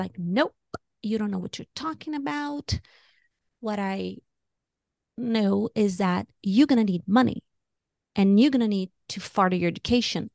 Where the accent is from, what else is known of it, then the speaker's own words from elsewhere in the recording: Brazil; moved away as an adult; now in United States; I was born and raised in Brazil. I came to America when I was twenty-two